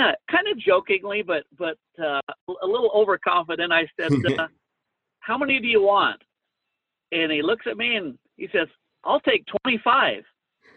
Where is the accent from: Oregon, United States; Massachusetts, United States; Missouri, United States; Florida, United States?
Oregon, United States; Hood River; now in Utah, United States; born and raised in Hood River, Oregon